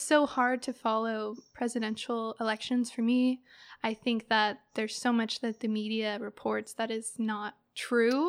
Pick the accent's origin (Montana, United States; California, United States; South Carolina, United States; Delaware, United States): California, United States; Eureka; growing up in Eureka